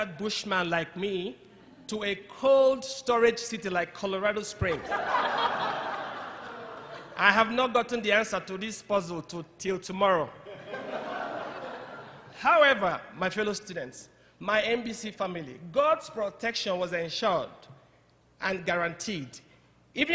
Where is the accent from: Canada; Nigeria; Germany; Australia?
Nigeria; English is a second language; moved away as an adult; also born or lived in Zambia / Zimbabwe; now in United States; I'm from Nigeria, West Africa. I'm Igbo by tribe